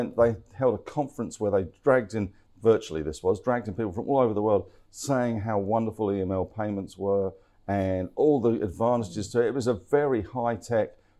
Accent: England, United Kingdom; I'm English.

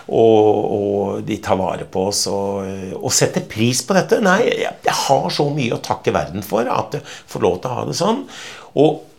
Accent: Norway

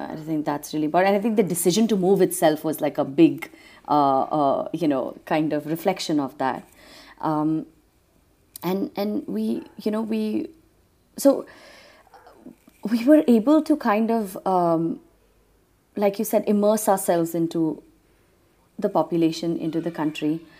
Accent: Trinidad & Tobago; now in Bangalore, India; growing up in Trinidad

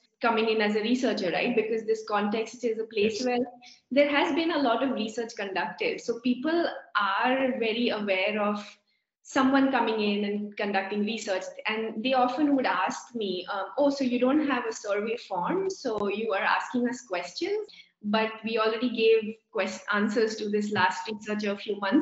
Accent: India; being Indian

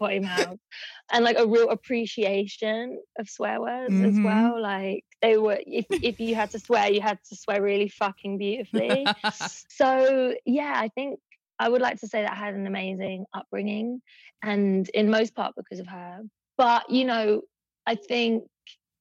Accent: London, United Kingdom; I grew up in East London, in Hackney, in a very economically poor neighborhood

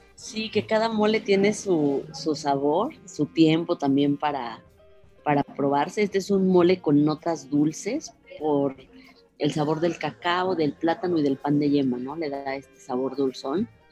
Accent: San Cristóbal de las Casas, Chiapas, Mexico; Yo soy originaria de San Cristóbal de las Casas

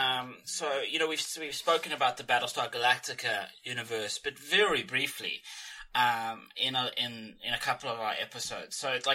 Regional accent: South Africa; growing up in South Africa

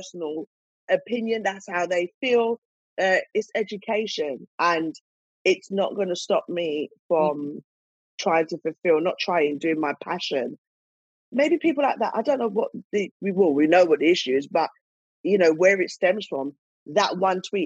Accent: United Kingdom; we're British black women

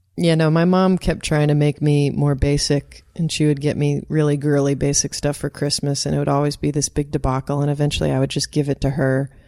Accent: Doylestown, Pennsylvania, United States; born or raised there; moved away as an adult; also born or lived in Southern California; now in California, United States

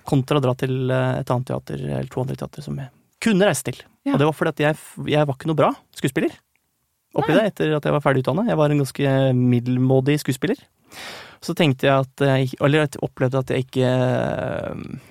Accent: Krokstadelva, Buskerud, Norway; Jeg kommer fra det lille stedet Krokstadelva, som ikke ligger så langt fra Drammen

